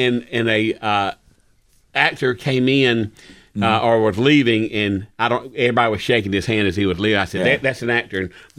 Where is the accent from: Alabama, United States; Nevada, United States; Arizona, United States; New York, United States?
Alabama, United States; Dothan; And I said, "Well, I'm from Dothan.